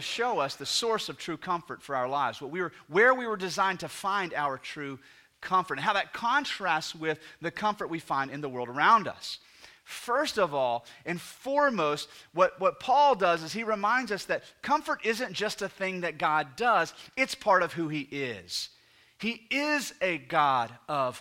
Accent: United States; So we're 21st century Americans

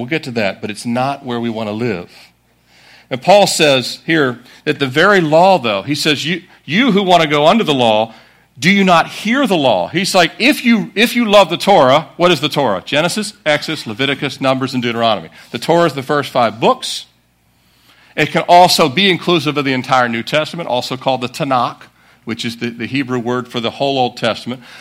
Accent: Annapolis, Maryland, United States; our family, we grew up in Annapolis, Maryland.

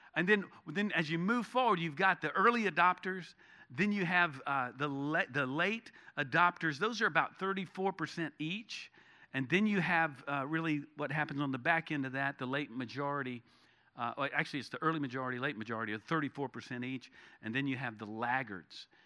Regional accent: Charlotte, North Carolina, United States; now in Texas, United States; when I was growing up in North Carolina, in Charlotte, uh, as a kid

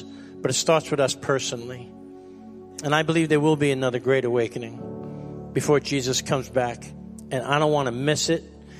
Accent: New York City, New York, United States; moved away; me and Carolyn decided to go to New York City to just go visit our hometown, my hometown

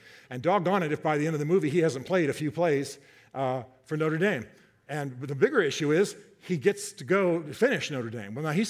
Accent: Germany; I grew up in Germany.

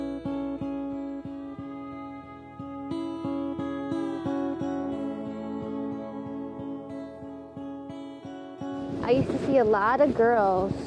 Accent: San Francisco, California, United States; this is where I grew up. I came here when I was 7 years old

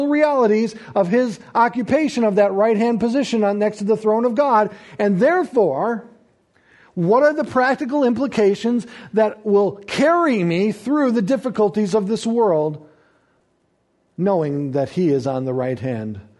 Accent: United States; I enjoy being an American and proud of it

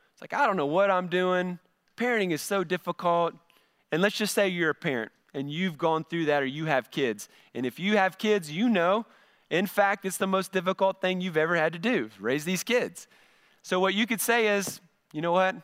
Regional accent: United States; we're an American

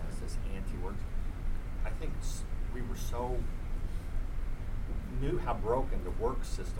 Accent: United States; So, you know, I grew up west of Mississippi

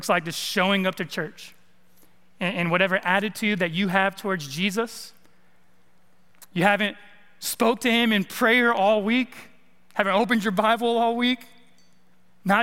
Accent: California, United States; moved away as an adult; also born or lived in East Texas; now in Arkansas, United States; I'm from the West Coast, I'm from California.

